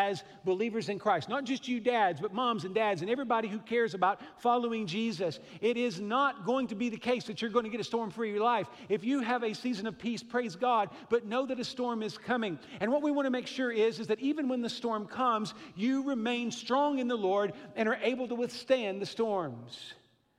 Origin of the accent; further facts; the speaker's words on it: Midwest, United States; also born or lived in Fort Worth, Texas; I grew up here in the Midwest